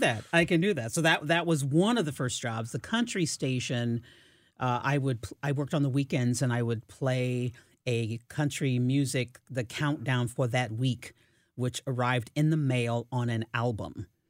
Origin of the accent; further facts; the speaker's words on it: Fort Leonard Wood, Missouri, United States; I was born in Fort Leonard, Wood, Missouri